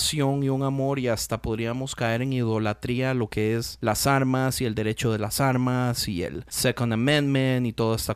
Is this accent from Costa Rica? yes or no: yes; Costa Rica; yo soy de Costa Rica. No sé cuánta gente sabe, Costa Rica no tiene ejército.